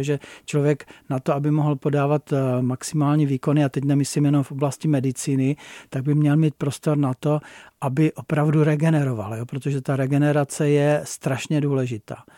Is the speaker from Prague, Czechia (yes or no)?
no; Blansko, South Moravian Region, Czechia; moved away as an adult; now in Jeseník, Czech Republic; vlastně můj domov bylo Blansko, protože pocházím z Blanska, ale můj domov je Seník